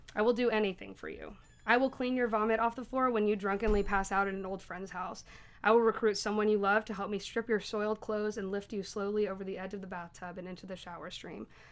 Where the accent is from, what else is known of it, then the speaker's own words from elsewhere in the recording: Knoxville, Tennessee, United States; I'm from Knoxville